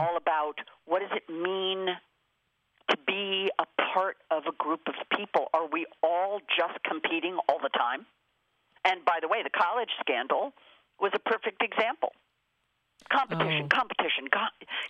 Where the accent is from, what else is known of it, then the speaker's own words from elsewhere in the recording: Los Angeles, California, United States; I am born and raised in Los Angeles